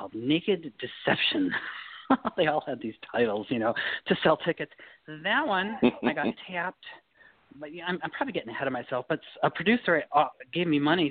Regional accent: Midland, Michigan, United States; moved away as an adult; now in California, United States; I grew up in Michigan, in a little town called Midland, Michigan, home of Dow Chemical

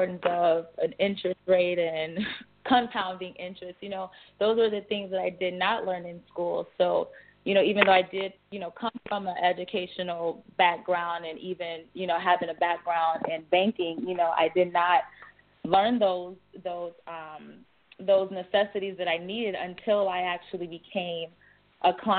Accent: Chicago, Illinois, United States; I am from Chicago, born and raised

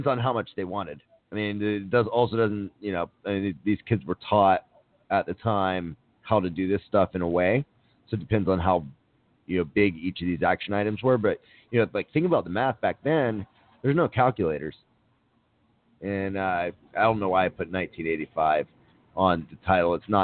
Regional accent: Miami, Florida, United States; now in Los Angeles, United States; My hometown of Miami

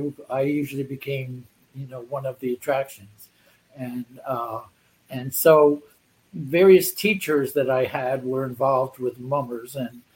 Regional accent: Philadelphia, Pennsylvania, United States; Philadelphia, Bucks County, outside Philadelphia.

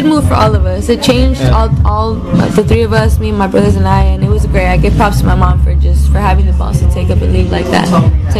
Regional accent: Los Angeles, California, United States; I would say growing up in Highland Park in Los Angeles was pretty hectic for my brothers and I.

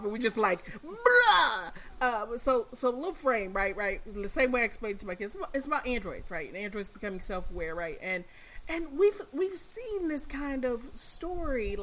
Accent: Detroit, Michigan, United States; I'm from Detroit

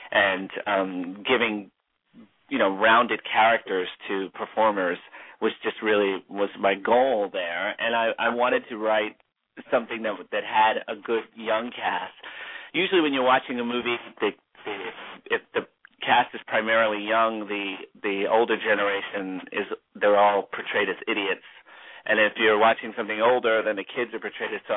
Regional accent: New Jersey, United States; also born or lived in Orlando, Florida; now in Los Angeles, United States; I'm from New Jersey and then I moved to Florida, Orlando, Florida, and came from there to LA.

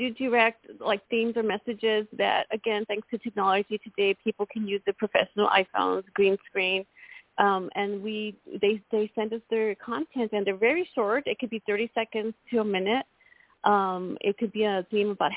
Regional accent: El Paso, Texas, United States; a girl who grew up very poor, very shy, and felt like the odds were against her, you know, being in a Hispanic community growing up in El Paso, Texas

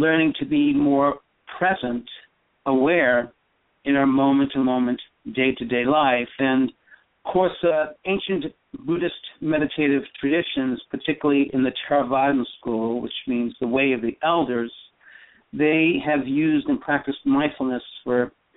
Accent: East Coast, United States; moved away; also born or lived in Burma / Northern California; I grew up in the East Coast.

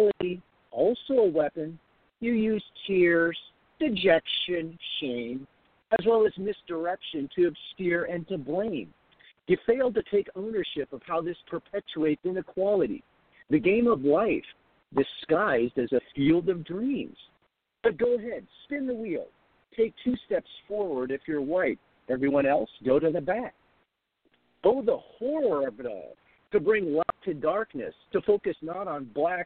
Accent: Seattle, Washington, United States; also born or lived in Hong Kong; I grew up in Hong Kong for a brief time, and then my parents moved us to South Seattle when I was fairly young

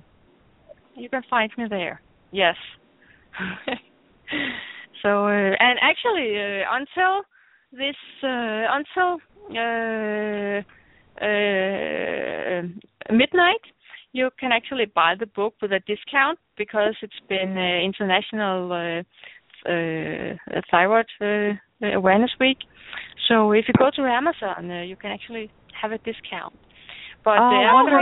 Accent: Denmark; English is a second language; speaking in English, not my native language

